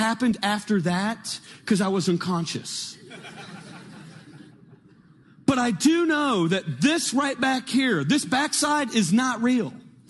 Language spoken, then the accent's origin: English; California, United States; I was born and raised in Northern California, and I was a good child, grew up in a Christian home.